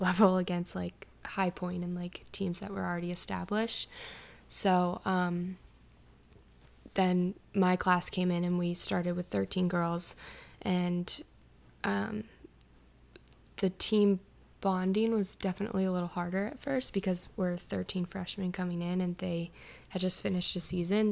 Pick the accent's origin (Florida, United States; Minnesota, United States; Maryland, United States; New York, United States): Maryland, United States; Towson; I'm from Towson, Maryland